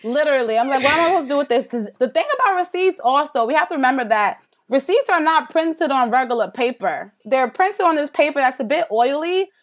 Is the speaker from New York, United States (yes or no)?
yes; New York, United States; I'm from New York